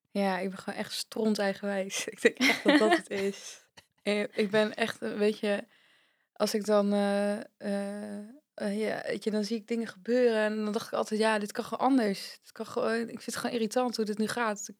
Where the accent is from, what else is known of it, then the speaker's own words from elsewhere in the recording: Vlaardingen, South Holland, Netherlands; moved away as an adult; now in Zwolle, Netherlands; Dus oorspronkelijk kom ik uit Vlaardingen, dat ligt echt tegen Rotterdam aan. En daar heb ik, denk ik, 25 jaar gewoond.